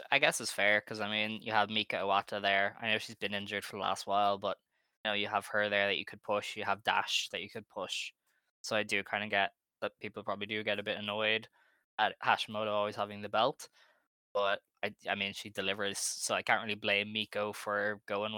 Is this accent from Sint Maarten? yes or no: no; Ireland; I'm Irish